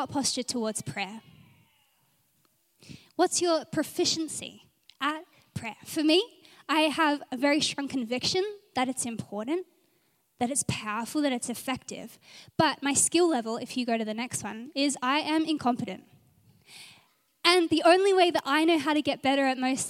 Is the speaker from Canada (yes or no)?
no; Adelaide, South Australia, Australia; also born or lived in Gold Coast, Australia; now in Brisbane, Australia; I'm from Adelaide and it was always nice to just pray for home